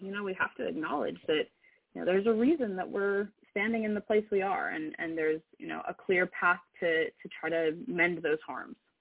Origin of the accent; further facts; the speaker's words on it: Sacramento, California, United States; moved away as an adult; now in Oregon, United States; I grew up in Sacramento, um, which is a, a much more diverse place than, uh, than Oregon